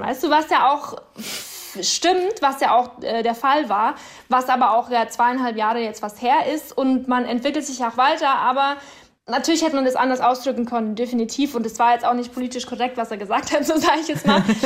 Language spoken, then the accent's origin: German; Upper Palatinate, Bavaria, Germany; now in Berlin, Germany; das werden auch immer meine Wurzeln bleiben und meine Heimat